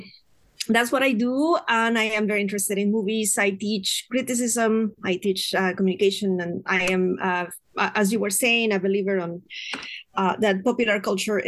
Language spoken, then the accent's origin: English; Nezahualcóyotl, State of Mexico, Mexico; now in San Diego, United States; I am from Mexico City, from a place called Nezahualcóyotl